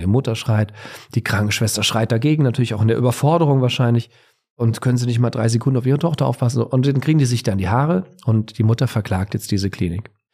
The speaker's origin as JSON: {"language": "German", "region": "Bavaria", "country": "Germany", "said": "Ich komme ja aus Bayern."}